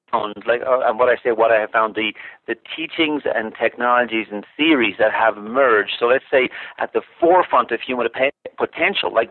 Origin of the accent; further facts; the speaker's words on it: Ireland; moved away as an adult; now in United States; I was born in Ireland, as you as you mentioned, and um, you know, went to went to high school and college there